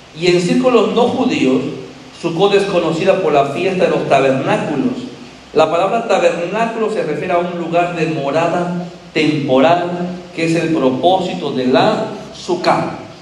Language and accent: Spanish; Andalusia, Spain; soy andaluz